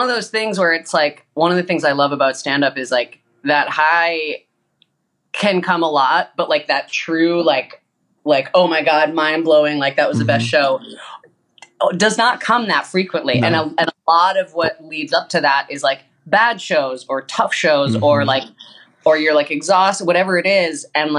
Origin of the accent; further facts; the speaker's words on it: Boston, Massachusetts, United States; moved away as an adult; now in Chicago, United States; Boston gal.